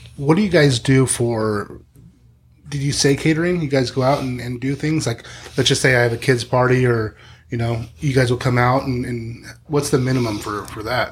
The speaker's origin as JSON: {"language": "English", "town": "Spring Valley", "region": "California", "country": "United States", "tie": "born or raised there", "said": "I grew up in Spring Valley"}